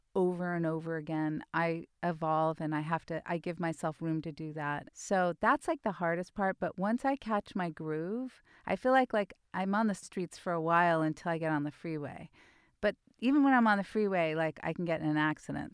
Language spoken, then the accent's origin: English; Mill Valley, California, United States; I grew up in Mill Valley in the seventies